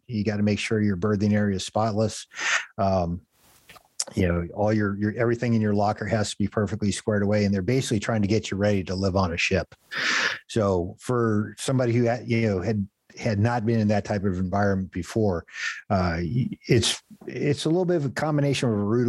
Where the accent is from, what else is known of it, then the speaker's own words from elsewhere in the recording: San Diego, California, United States; moved away as an adult; I'm originally from San Diego, California. I grew up, did a lot of surfing, used to make surfboards